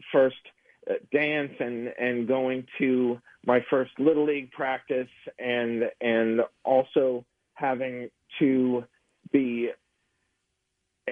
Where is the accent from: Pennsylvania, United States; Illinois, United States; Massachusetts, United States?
Massachusetts, United States; Peabody; I'm from Peabody, Massachusetts